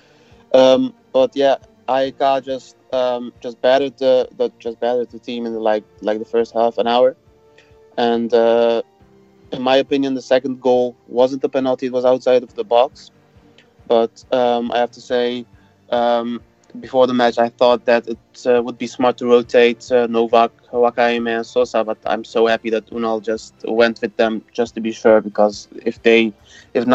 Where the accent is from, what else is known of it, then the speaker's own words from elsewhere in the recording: Rotterdam, South Holland, Netherlands; I'm from Rotterdam also, and also a Feyenoord fan